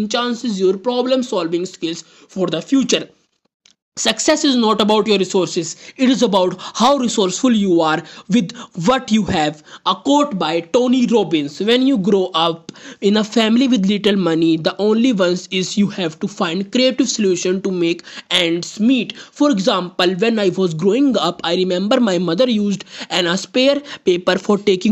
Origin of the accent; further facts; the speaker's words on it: India; I am from India